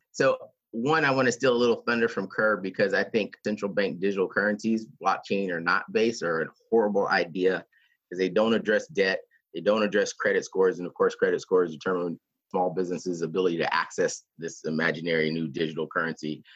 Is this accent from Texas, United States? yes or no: yes; Texas, United States; an American from Texas